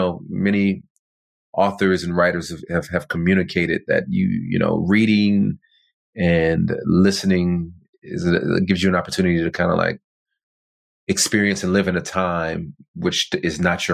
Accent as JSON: {"language": "English", "area": "near Compton", "region": "California", "country": "United States", "tie": "born or raised there", "said": "I'm not from Compton. I mean, although I didn't grow up too far from there"}